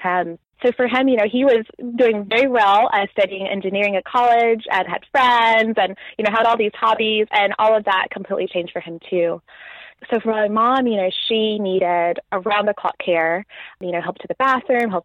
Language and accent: English; Nashville, Tennessee, United States; moved away as an adult; now in England, United Kingdom; I grew up in Nashville, had a very happy, very loving